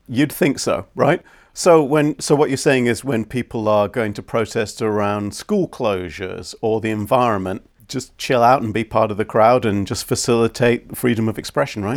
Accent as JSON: {"language": "English", "country": "United Kingdom", "tie": "born or raised there", "said": "growing up in Britain and being a police officer in the UK in the 80s and the 90s"}